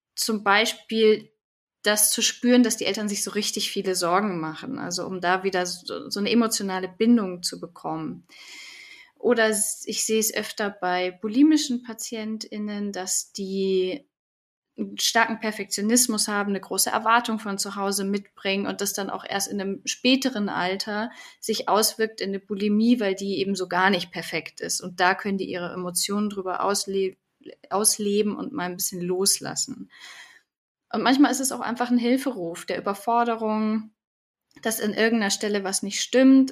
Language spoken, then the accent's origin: German; Munich, Bavaria, Germany; also born or lived in Heidelberg; bin aus München schon, schon immer gewesen